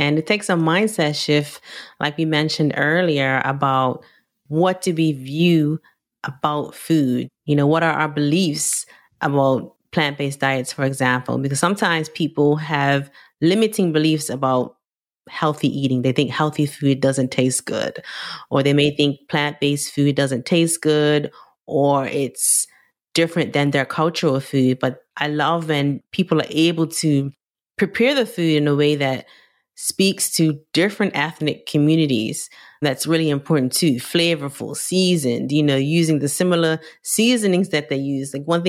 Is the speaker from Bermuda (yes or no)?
yes; Bermuda; I'm Caribbean from Bermuda.